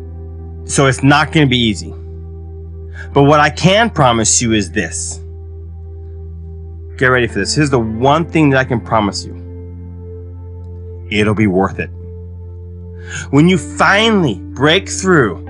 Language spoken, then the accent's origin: English; United States; now in Japan; I live in Japan, I'm American, I live in Japan